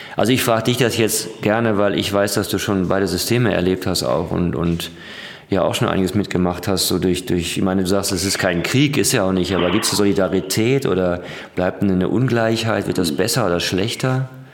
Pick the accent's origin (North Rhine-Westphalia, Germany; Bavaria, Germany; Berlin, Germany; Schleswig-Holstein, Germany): North Rhine-Westphalia, Germany; Ruhr area; also born or lived in Düsseldorf; ich komme aus dem Ruhrgebiet